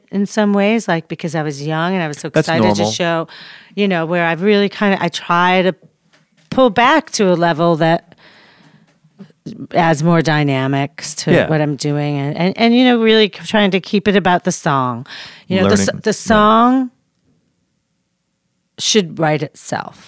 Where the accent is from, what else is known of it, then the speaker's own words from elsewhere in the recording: Chicago, Illinois, United States; now in Los Angeles, United States; We're from Chicago